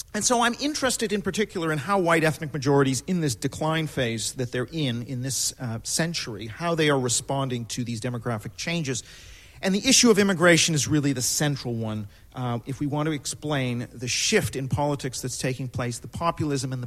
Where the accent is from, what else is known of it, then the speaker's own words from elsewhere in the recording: Canada; I'm Canadian